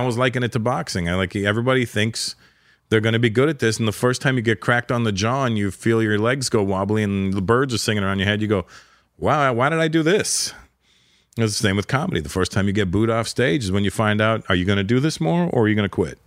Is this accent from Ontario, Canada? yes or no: yes; Toronto, Ontario, Canada; moved away as an adult; now in Los Angeles, United States; it was in Toronto, it was my hometown